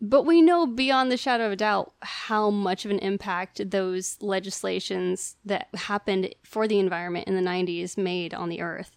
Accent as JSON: {"language": "English", "region": "Northern California", "country": "United States", "tie": "born or raised there", "said": "I grew up in Northern California"}